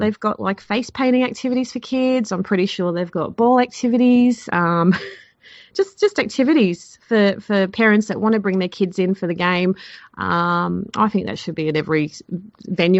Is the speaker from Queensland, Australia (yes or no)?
yes; Queensland, Australia; I'm actually from Queensland